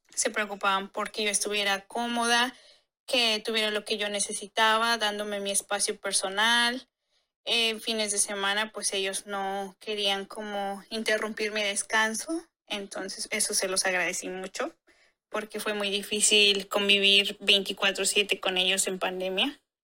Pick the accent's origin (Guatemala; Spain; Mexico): Mexico; moved away as an adult; México, que es de donde yo soy